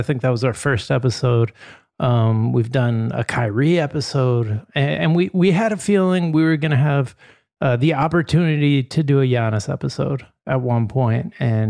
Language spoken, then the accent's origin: English; Dayton, Ohio, United States; also born or lived in Wheeling; So my largest chunks of my childhood were spent in Dayton, Ohio and Wheeling, West Virginia, which I'm told is the Huntington Beach of West Virginia.